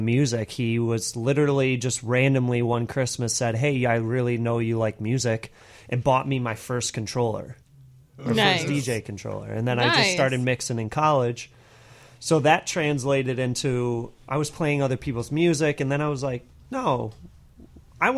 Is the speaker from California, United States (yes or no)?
no; Detroit, Michigan, United States; born or raised there; moved away as an adult; now in Chicago, United States